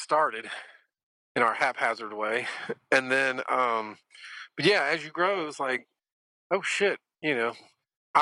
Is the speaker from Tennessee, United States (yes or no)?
yes; Memphis, Tennessee, United States; we're a band from Memphis making Memphis music.